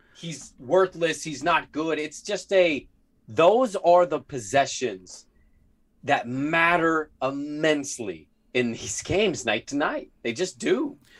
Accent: Portland, Oregon, United States; I grew up in Park Rose

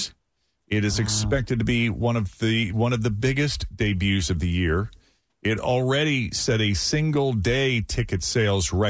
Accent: Lexington, Massachusetts, United States; now in Cincinnati, United States; my hometown of Lexington, Massachusetts

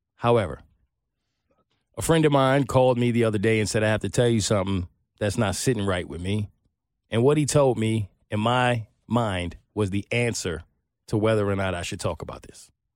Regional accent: New York, United States; I'm from New York

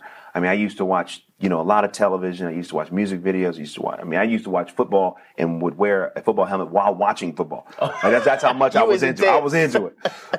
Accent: Oakland, California, United States; I'm from Northern California.

